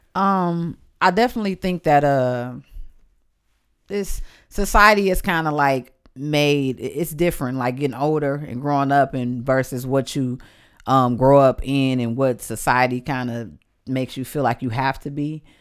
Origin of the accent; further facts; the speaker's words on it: Detroit, Michigan, United States; moved away; also born or lived in Atlanta; I'm from Detroit. I grew up around the toughest men and women.